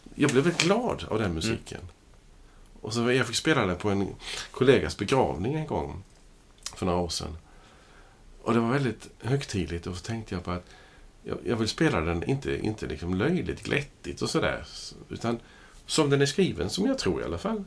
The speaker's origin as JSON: {"language": "Swedish", "country": "Sweden", "said": "jag är svensk medborgare"}